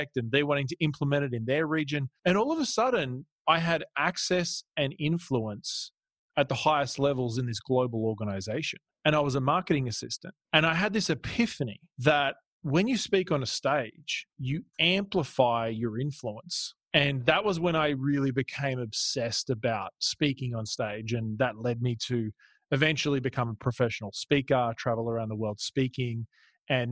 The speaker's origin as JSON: {"language": "English", "country": "Australia", "tie": "born or raised there", "also_born_or_lived": "Toronto, Canada", "moved": "as an adult", "lives_now": "California, United States", "said": "I was born in Canada, in Toronto, and then grew up in Australia, and then now live in California."}